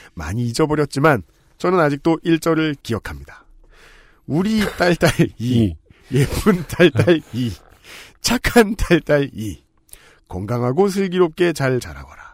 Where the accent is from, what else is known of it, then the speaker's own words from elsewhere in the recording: Seoul, South Korea; 이 서울에서 나고 자란 저는